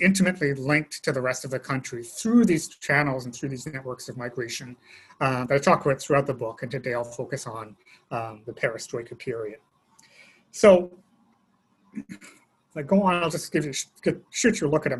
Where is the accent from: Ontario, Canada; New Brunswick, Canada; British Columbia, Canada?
British Columbia, Canada; Vancouver; the city of Vancouver, which I grew up